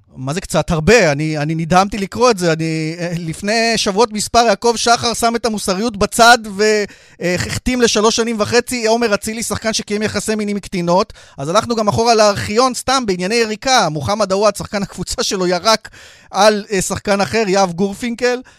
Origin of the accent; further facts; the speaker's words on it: Beersheba, Southern District, Israel; אני כבאר שבעי